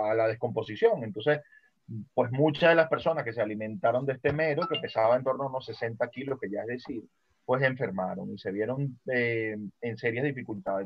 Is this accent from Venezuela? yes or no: yes; Venezuela; moved away; yo nací en Venezuela